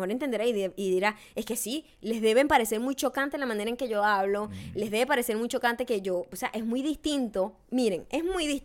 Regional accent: Mexico; gente mexicana siempre hemos tenido ese, yo siempre he tenido ese choque.

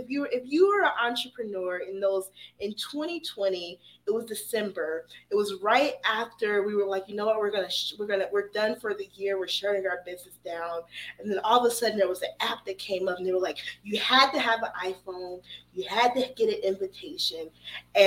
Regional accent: Atlanta, Georgia, United States; I'm from Atlanta

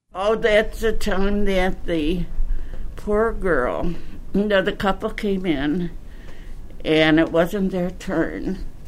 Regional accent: Chicago, Illinois, United States; was born in Bridgeport. I'm from the southwest side near Midway Airport

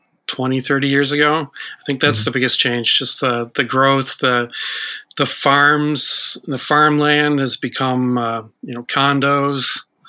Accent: Ferguson, Missouri, United States; also born or lived in Quebec City, Canada / Boston, United States; now in Michigan, United States; I was born in Quebec City. I moved to St. Louis, actually Ferguson, when I was three.

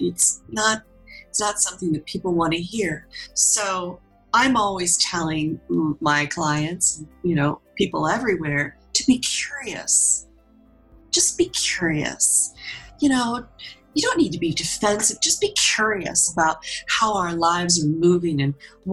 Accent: Pennsylvania, United States; I come from Pennsylvania, you know, and down here at the bottom is my hometown, out in the middle of nowhere and nothing

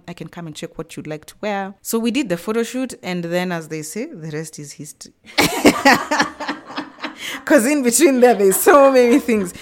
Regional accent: Nairobi, Kenya; I am from Nairobi, Kenya, born and bred. I was born in Nairobi.

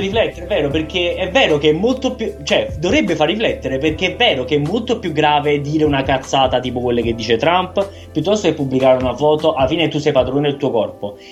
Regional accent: Milan, Lombardy, Italy; In qualità di milanesi

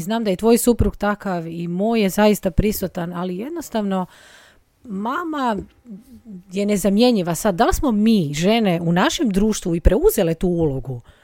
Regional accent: Rijeka, Primorje-Gorski Kotar County, Croatia; also born or lived in Padua; iz Rijeke sam

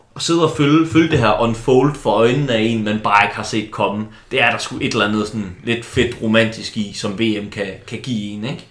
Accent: Silkeborg, Central Denmark Region, Denmark; moved away; also born or lived in Copenhagen, Denmark; Jeg kom jo som barn på Silkeborg Stadion og gik op i det

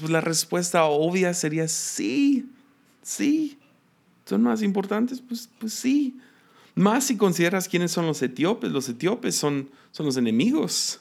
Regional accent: Mexico; como mexicanos

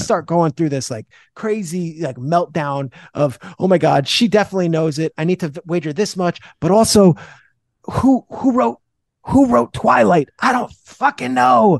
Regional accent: New Jersey, United States; I'm from Jersey

